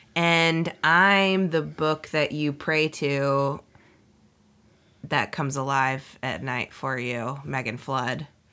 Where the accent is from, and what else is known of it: Houston, Texas, United States; born or raised there